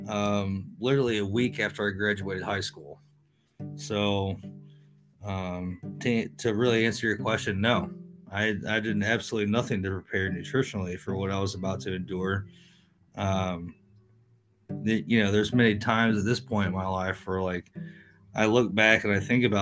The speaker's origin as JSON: {"language": "English", "region": "Northwest Ohio", "country": "United States", "tie": "born or raised there", "also_born_or_lived": "East Tennessee", "said": "I was originally from East Tennessee, but largely grew up in Northwest Ohio"}